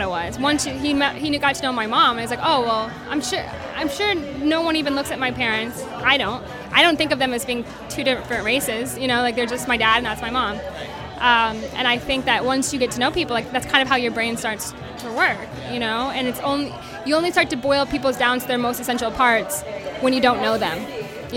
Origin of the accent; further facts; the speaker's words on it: South Dakota, United States; now in Los Angeles, United States; growing up in South Dakota because no one looked like me